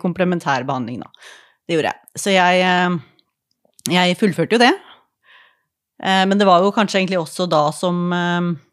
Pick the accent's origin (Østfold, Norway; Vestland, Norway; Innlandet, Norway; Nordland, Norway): Østfold, Norway; Askim; Jeg er fra Askim